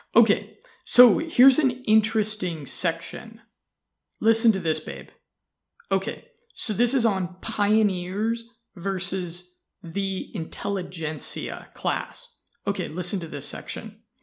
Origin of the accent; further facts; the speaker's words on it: United States; I'm an American